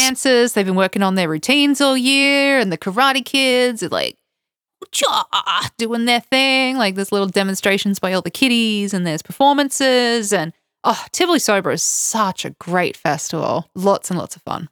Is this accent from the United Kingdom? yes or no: no; Toowoomba, Queensland, Australia; now in Georgia; I grew up in a place called Toowoomba